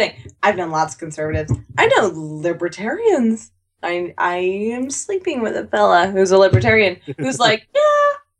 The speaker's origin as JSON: {"language": "English", "country": "United States", "said": "I'm an American."}